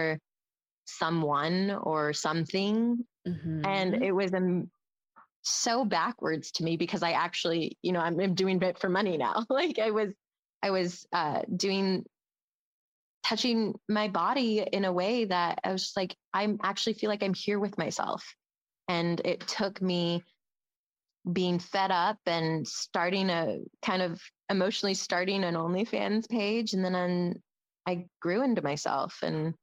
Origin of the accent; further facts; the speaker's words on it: Midwest, United States; Born and raised in the Midwest, but none of my family's from here. Mom's from Brooklyn, New York. Dad from Guyana, South America